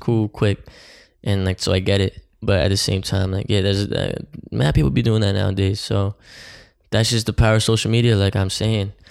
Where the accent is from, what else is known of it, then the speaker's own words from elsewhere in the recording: Oakland, New Jersey, United States; now in Jersey City, United States; my hometown, Oakland